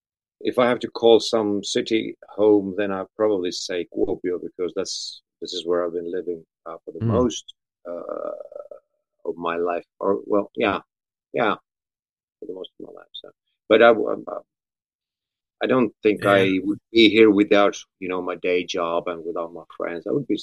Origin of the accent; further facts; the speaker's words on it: Vienna, Austria; born there; also born or lived in Sweden / Finland; I was born in Austria, in Vienna. It's in Europe.